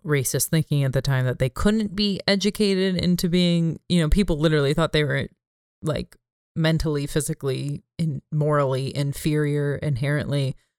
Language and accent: English; California, United States; my home state of California